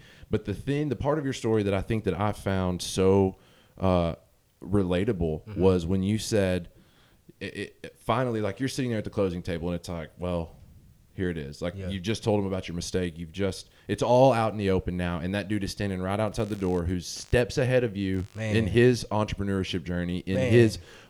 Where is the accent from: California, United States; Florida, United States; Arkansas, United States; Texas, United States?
Arkansas, United States; now in Memphis, United States; I moved away from the city that I grew up in Northeast Arkansas is where I'm from.